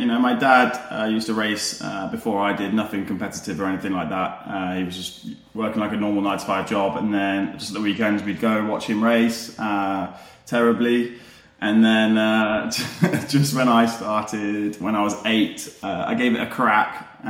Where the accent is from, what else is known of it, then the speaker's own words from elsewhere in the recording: Leicester, East Midlands, United Kingdom; I'm originally a Leicester boy. So I'm originally from Leicester.